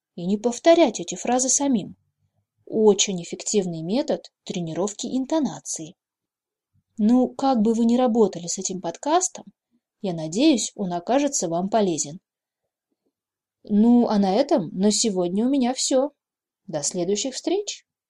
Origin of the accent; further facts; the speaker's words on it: Novosibirsk, Novosibirsk Oblast, Russia; я коренная сибирячка, родилась здесь и выросла